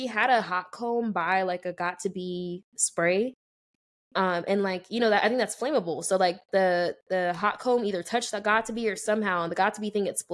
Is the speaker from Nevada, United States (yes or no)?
yes; Las Vegas, Nevada, United States; Shout out my hometown